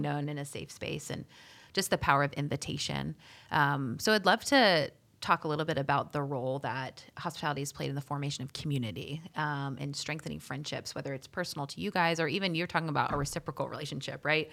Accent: Charlotte, North Carolina, United States; I'm also from Charlotte, born and raised.

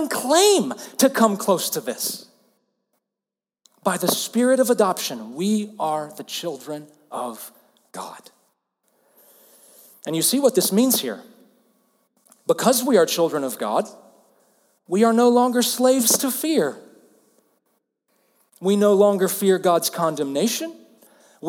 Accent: Alabama, United States; I'm from the southern U.S., I'm from Alabama

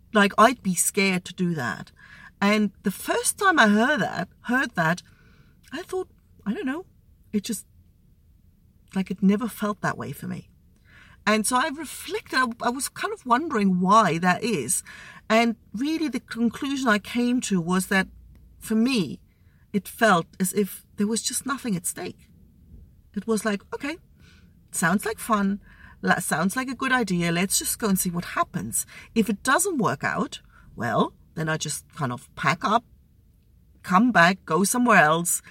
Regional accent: East Germany, Germany; also born or lived in Australia; now in Spain; growing up in East Germany

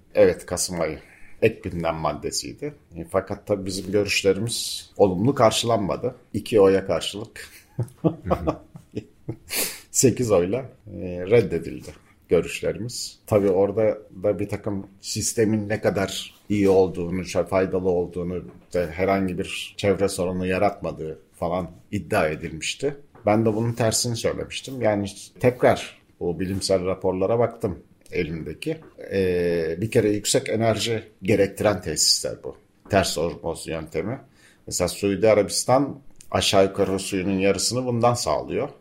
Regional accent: Bozcaada, Çanakkale, Turkey; çocukluğumuzda araç yoktu burada

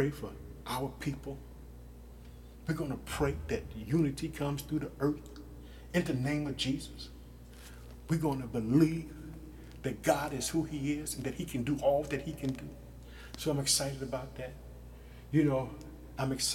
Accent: Illinois, United States; my home state, Illinois

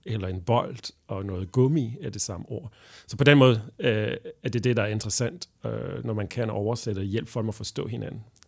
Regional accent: Belgium; Danish is a second language; moved away as an adult; now in Denmark; jeg er belgier oprindeligt, og, øh, og jeg flyttede til Danmark sådan helt tilfældigt.

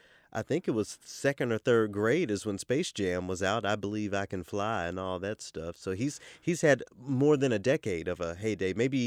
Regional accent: the South, United States; now in Minnesota, United States; I grew up in the South, so I don't mind feeling a little warm.

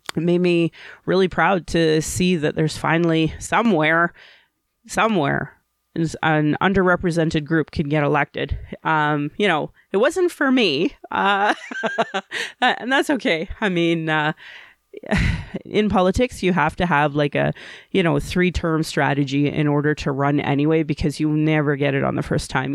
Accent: Calgary, Alberta, Canada; I was born in Calgary

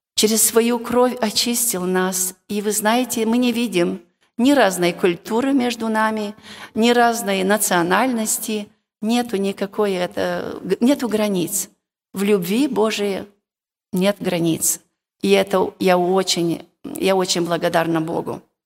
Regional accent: Moldova; Я сама молдаванка с Молдовы

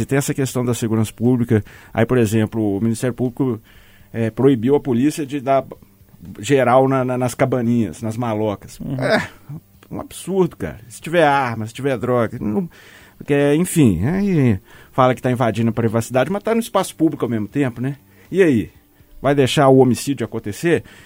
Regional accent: Minas Gerais, Brazil; accent: mineiro; eu adoro a mineridade, em primeiro lugar. Eu adoro o nosso sotaque

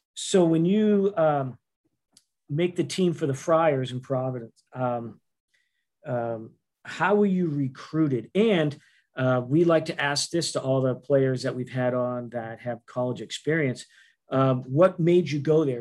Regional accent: Boston, Massachusetts, United States; accent: Boston; my Boston accent

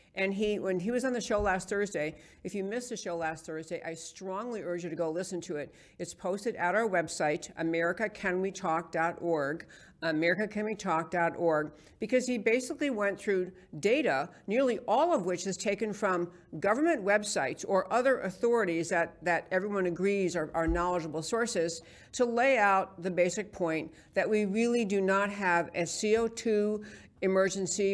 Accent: New York City, New York, United States; moved away; in New York City, where I grew up in New York

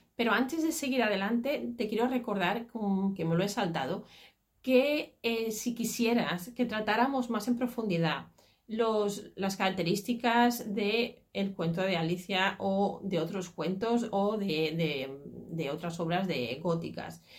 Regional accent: Catalonia, Spain; el folclore catalán sobre todo, porque es el de donde yo soy, de Cataluña

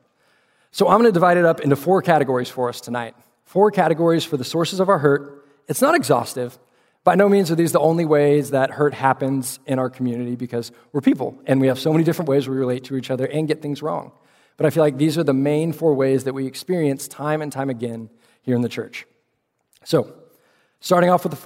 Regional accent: Austin, Texas, United States; also born or lived in Fort Worth, Texas; I grew up in Austin, Texas, before seeing the light and making my way up to Fort Worth to go to TCU

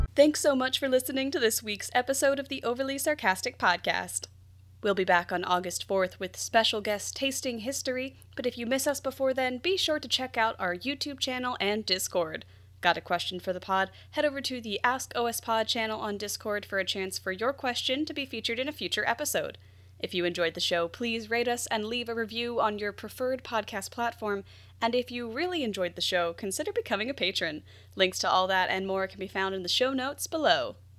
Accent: Philadelphia, Pennsylvania, United States; moved away; I grew up around Philly

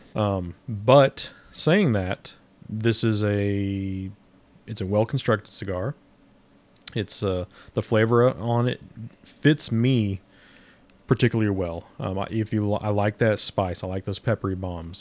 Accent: Midwest, United States; now in Southern United States; I'm a Midwesterner living in the South

